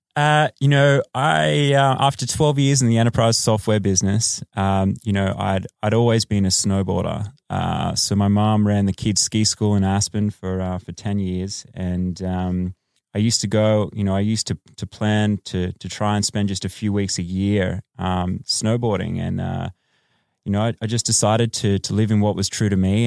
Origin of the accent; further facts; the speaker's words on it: Australia; moved away as an adult; now in Los Angeles, United States; I am Australian